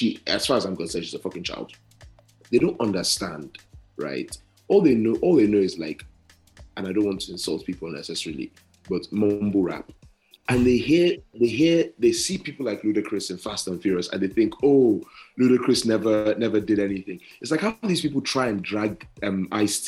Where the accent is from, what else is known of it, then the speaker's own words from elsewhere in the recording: London, United Kingdom; also born or lived in North Wales; I'm from London.